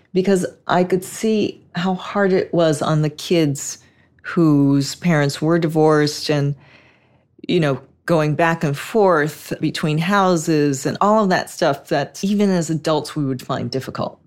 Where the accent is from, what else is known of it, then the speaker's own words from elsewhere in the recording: Los Angeles, California, United States; I'm a native. I grew up in Hollywood